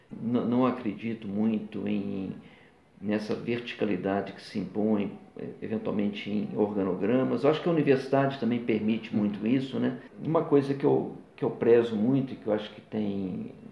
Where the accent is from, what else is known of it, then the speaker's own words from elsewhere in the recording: Rio de Janeiro, Brazil; born there; also born or lived in Minas Gerais; Então, eu sou fluminense de nascimento, mas é, me considero muito mais mineiro.